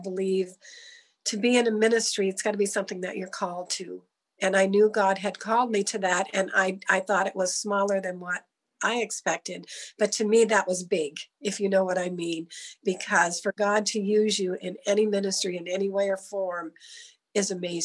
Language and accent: English; Easton, United States; I grew up in Easton all my life, so I'm not far away from here